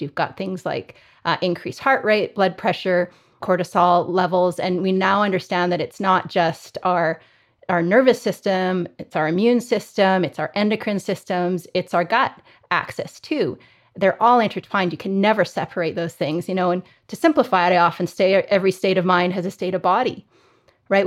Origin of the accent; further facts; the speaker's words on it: Calgary, Alberta, Canada; I grew up in Calgary in Canada, so I'm, I'm a Canadian and have spent my whole career here.